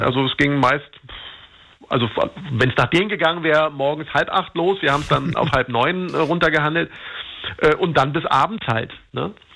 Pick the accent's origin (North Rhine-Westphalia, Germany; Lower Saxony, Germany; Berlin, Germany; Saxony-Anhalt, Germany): Berlin, Germany; ich bin in, in Marzahn aufgewachsen, also in einem großen Hochhausviertel